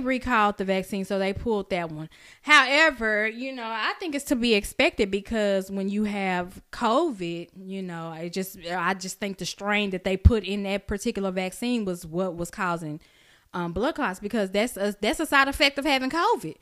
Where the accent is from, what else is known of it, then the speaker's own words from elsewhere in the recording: Oak Cliff, Texas, United States; I'm from Oak Cliff.